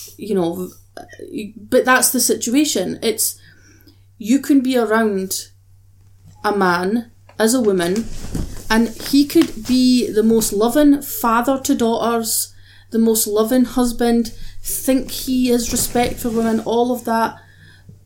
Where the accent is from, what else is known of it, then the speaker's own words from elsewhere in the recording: Scotland, United Kingdom; I'm Scottish.